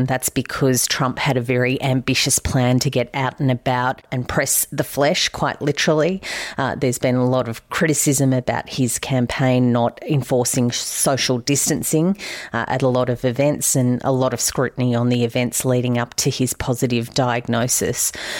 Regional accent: Australia; accent: Australian; my accent isn't really great at much other than Australian

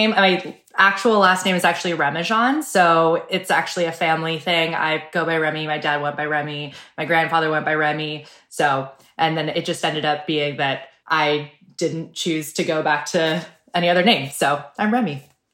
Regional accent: Seattle, Washington, United States; I'm from Seattle and I grew up without a lot of sun and without a lot of freckles, actually without any freckles.

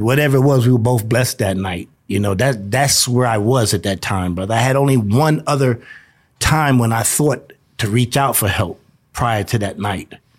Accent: New York, United States; also born or lived in South Carolina; now in Denver, United States; I'm, I'm from New York. I was, I was, uh, conceived in New York, born in South Carolina, moved back to Brooklyn at three months old. So I just consider myself a, a, a New Yorker

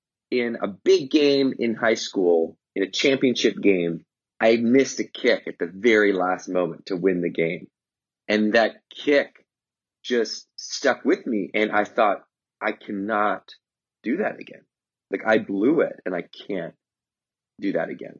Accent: Victoria, British Columbia, Canada; in Victoria where I grew up, which is, you know, near Vancouver, but it's an island.

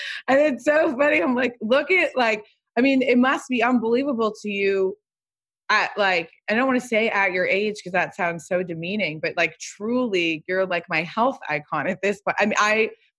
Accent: Pasadena, California, United States; moved away as an adult; also born or lived in New York City; I live in the house I grew up in Pasadena

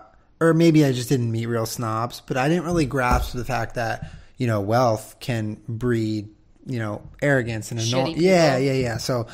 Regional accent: Southern California, United States; also born or lived in West Los Angeles / Culver City / Santa Monica; I've been a Southern California person my whole life. I was born and raised. I was born in Northern California, but I was raised in Southern California. I've lived all over, like West Los Angeles, Culver City, Santa Monica.

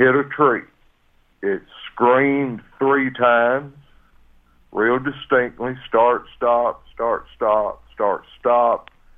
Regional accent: Sparta, Tennessee, United States; I've lived in Tennessee all my life

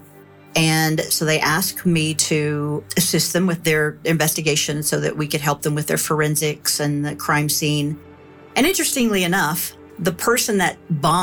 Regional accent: Kentucky, United States; moved away as an adult; I grew up in Kentucky, so I was familiar with guns.

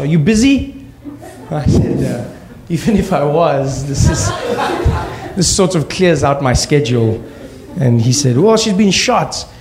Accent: South Africa; we grew up in South Africa during apartheid, or I grew up during that time

